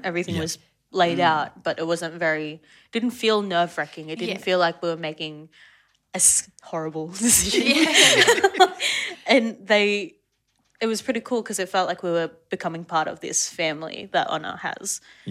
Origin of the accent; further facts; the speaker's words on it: Central Coast, New South Wales, Australia; I grew up on the Central Coast being like a Filipino girl and being surrounded by like white Australians